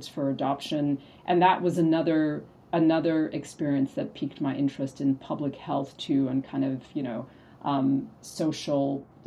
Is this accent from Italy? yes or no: no; Abidjan, Côte d’Ivoire; moved away; also born or lived in Ethiopia / United States; I was born in Ethiopia, in East Africa. I grew up in West Africa in a country named Côte d'Ivoire, in a city named Abidjan.